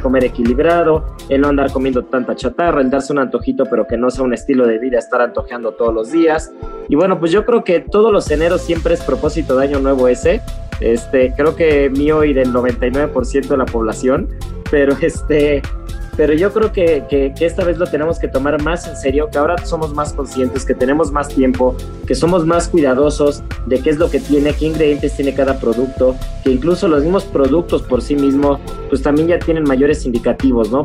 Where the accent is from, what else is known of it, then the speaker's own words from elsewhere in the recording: Mexico; como buenos mexicanos